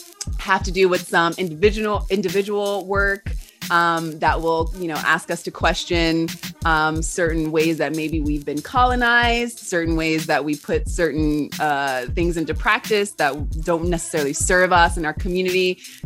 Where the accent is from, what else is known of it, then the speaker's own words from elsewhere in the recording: Los Angeles, California, United States; also born or lived in Georgia / Texas; now in Patagonia, Argentina; so I currently live in Patagonia, the original lands of the Mapuche people. I'm originally from Los Angeles. I was born in Los Angeles, California, and I moved between California and Georgia, also Texas for a little bit.